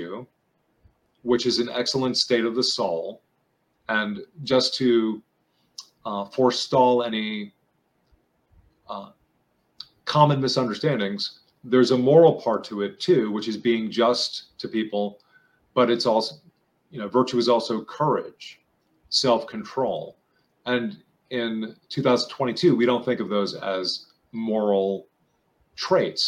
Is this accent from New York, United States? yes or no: yes; New York, United States; I'm from New York